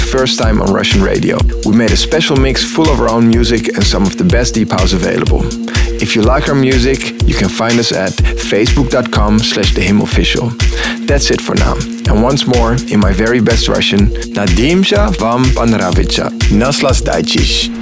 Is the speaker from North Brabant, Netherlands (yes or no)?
no; Amsterdam, North Holland, Netherlands; We're house duo from Amsterdam in the Netherlands